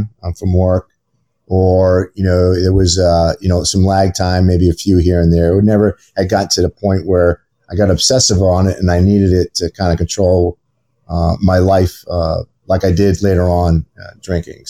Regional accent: Maine, United States; I grew up in the great state of Maine

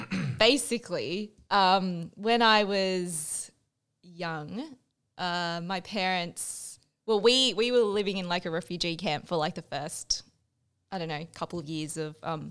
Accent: Sydney, New South Wales, Australia; English is a second language; I grew up in the Shire.

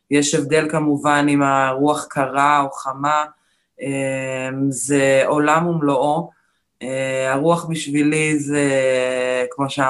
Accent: Michmoret, Central District, Israel; אמ, אני גולשת רוח. אה, הייתי ארבע פעמים אלופת עולם, גדלתי במכמורת, גדלתי את הטבע ואת הים

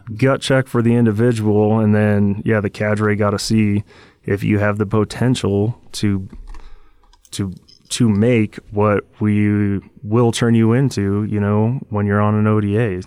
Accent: Washington, United States; growing up in Washington State

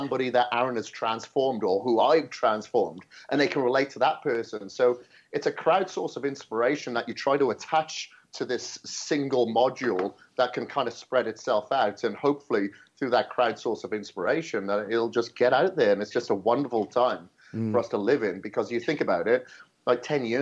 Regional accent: Wales, United Kingdom; moved away; I was growing up in Wales. on a farm

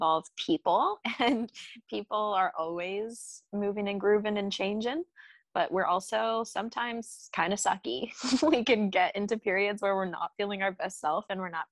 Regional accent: Aurora, Colorado, United States; moved away; When I go back to Aurora, Colorado

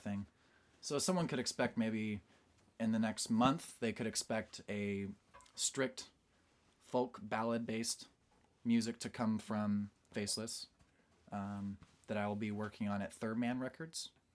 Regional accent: Portland, Oregon, United States; now in Nashville, United States; I was born in Portland, Oregon

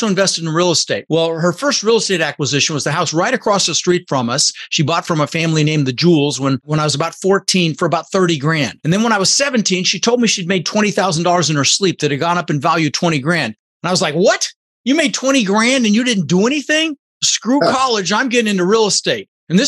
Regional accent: Denver, Colorado, United States; also born or lived in Netherlands; I was born in the Netherlands, you know, think wooden shoes and windmills, and immigrated when I was 6 years old to the United States with my brother Albert, my mother's Vancha. We ended up in Denver, Colorado

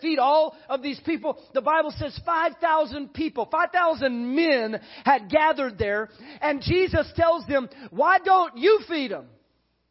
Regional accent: San Antonio, Texas, United States; growing up in San Antonio

